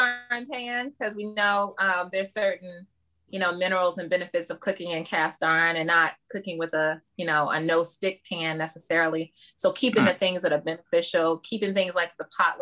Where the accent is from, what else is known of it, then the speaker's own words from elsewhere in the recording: Baltimore, Maryland, United States; I'm born and raised in Baltimore, but my family has a lot of Southern roots